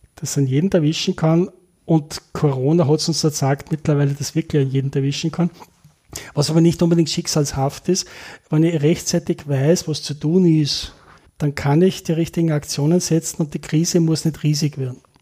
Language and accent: German; Linz, Upper Austria, Austria; moved away as an adult; also born or lived in Innsbruck; now in Linz, Austria; als geborener Oberösterreicher und maturiert in Linz